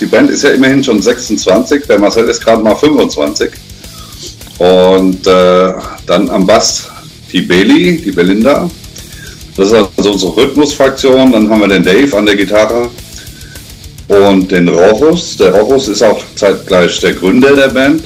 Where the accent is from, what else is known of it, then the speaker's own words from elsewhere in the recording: Frankfurt, Hesse, Germany; ich komme äh, ursprünglich mal aus Frankfurt und wohne jetzt in der Nähe von Frankfurt.